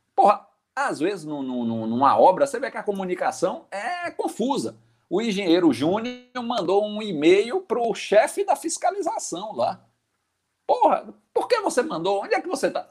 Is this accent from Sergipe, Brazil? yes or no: yes; Aracaju, Sergipe, Brazil; minha conterrânea de Aracaju. Ela hum. nem sabe, mas eu sou eu sou sergipano de nascimento.